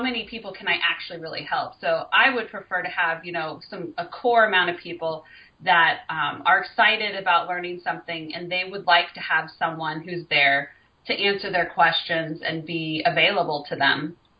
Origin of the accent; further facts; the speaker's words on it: Colorado, United States; now in California, United States; I'm from Colorado, which is kind of more in the, the center of the United States